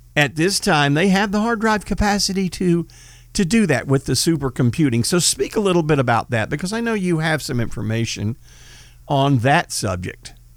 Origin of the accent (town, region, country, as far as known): United States